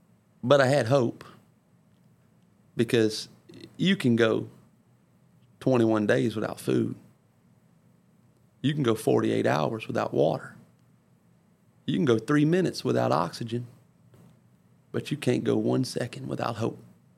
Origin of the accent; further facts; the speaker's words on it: Ponchatoula, Louisiana, United States; I had been back in my hometown of Louisiana, back in Ponchatoula